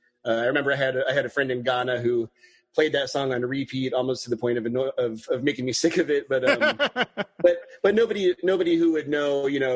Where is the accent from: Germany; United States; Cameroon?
United States; Southern California near San Diego; I grew up in Southern California near San Diego.